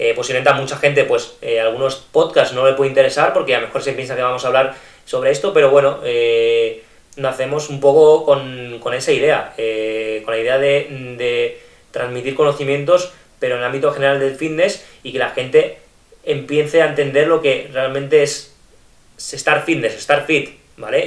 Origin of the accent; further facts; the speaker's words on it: Almendralejo, Extremadura, Spain; moved away as an adult; now in Barcelona, Spain; yo soy procedente de, de Extremadura, de un pueblo que se llama Almendralejo